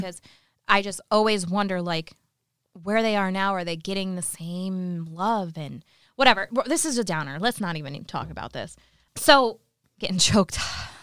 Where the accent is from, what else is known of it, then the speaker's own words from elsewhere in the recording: New York, United States; moved away; I'm from New York. I was from New York